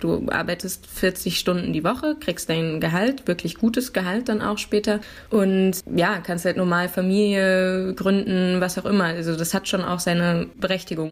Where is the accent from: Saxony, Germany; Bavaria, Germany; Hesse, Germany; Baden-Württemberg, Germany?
Hesse, Germany; Dreieich; moved away as an adult; also born or lived in Frankfurt / Neu-Isenburg / Nierstein; now in Berlin, Germany; Und da war ich dann auch in der Schule und habe mein Abitur gemacht